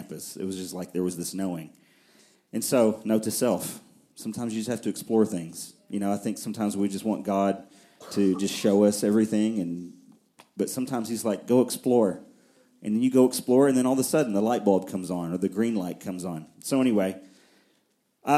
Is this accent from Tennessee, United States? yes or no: yes; near Nashville, Middle Tennessee, United States; also born or lived in Fort Worth, Texas; I grew up here in Middle Tennessee, and not in Murfreesboro, but on the other side of Nashville